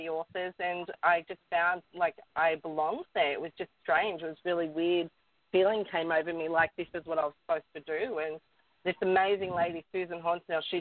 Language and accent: English; Newcastle, New South Wales, Australia; I was born and raised in Newcastle, the beautiful city, beautiful beaches and stuff